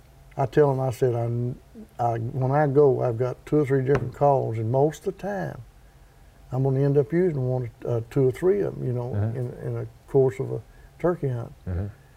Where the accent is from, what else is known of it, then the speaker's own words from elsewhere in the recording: Land Between the Lakes, Kentucky, United States; I was born and raised in Land Between the Lakes